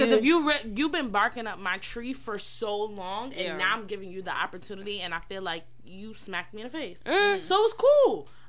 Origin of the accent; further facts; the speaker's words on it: New York City, New York, United States; Because I'm actually from New York. Like, don't get it fucked up. Like, I'm a Brooklyn chick.